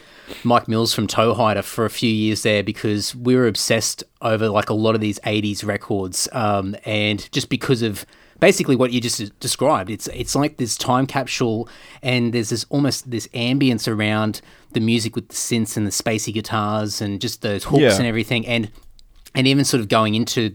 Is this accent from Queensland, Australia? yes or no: yes; Brisbane, Queensland, Australia; And growing up in Brisbane, but like a lot of my childhood was regional Queensland, so I grew up in a lot of country towns and sort of moved around the place